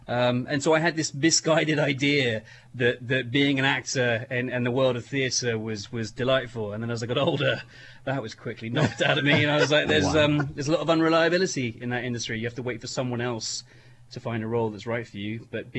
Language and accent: English; United Kingdom; now in Erie, United States; my driving license for the longest time was still a UK driving license.